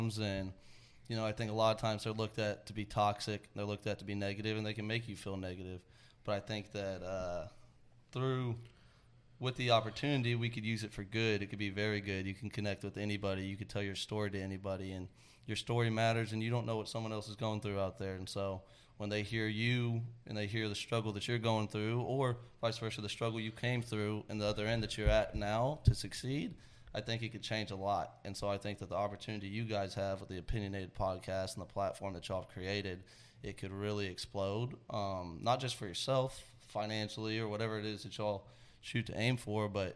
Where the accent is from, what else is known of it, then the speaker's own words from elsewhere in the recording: Georgetown, Texas, United States; I was raised in Georgetown, Texas